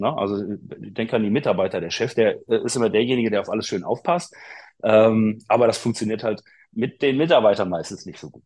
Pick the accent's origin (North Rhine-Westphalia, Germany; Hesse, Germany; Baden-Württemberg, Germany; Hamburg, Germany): North Rhine-Westphalia, Germany; Bochum; ich bin Bochumer Junge